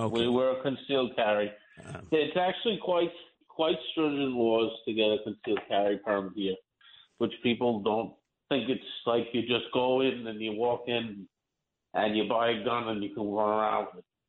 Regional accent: New York City, New York, United States; moved away as an adult; now in Palm Bay, Florida, United States; I'm from Manhattan Beach, born and raised.

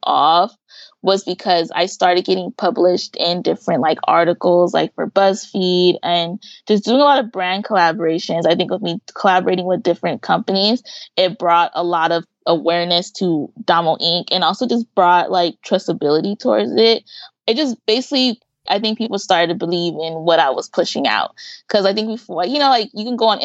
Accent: Pomona, California, United States; also born or lived in Los Angeles, California; I grew up in Pomona, but I spent a lot of time in LA working or hanging out with family

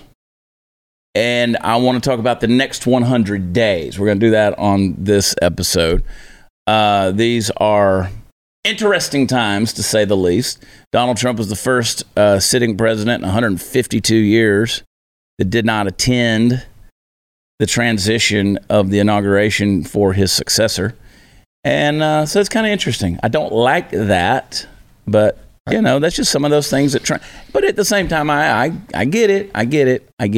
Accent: Georgia, United States; also born or lived in New Jersey; now in Texas, United States; I live in Texas. I grew up in Georgia. I was born in New Jersey

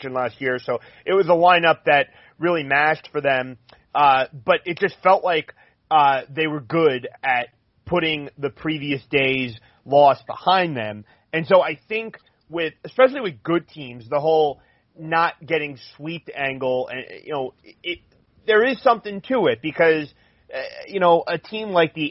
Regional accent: New Jersey, United States; moved away as an adult; now in Minnesota, United States; I grew up in South Jersey, not too far from Philadelphia, but now I actually work in Minnesota

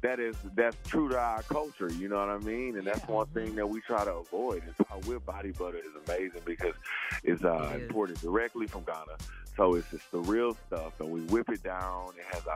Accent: the South, United States; being a black man and seeing my beautiful black mother and, you know, all of the different shades of black growing up in the South.

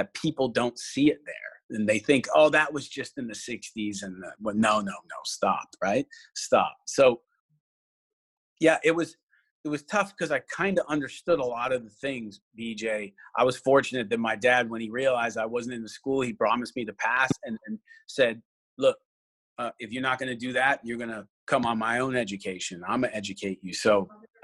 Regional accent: Canada; moved away; I'm Canadian as well

